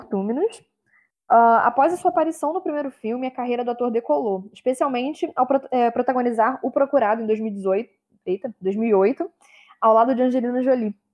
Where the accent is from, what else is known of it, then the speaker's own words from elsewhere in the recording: United Kingdom; Perdão, que eu sou britânica, aquelas.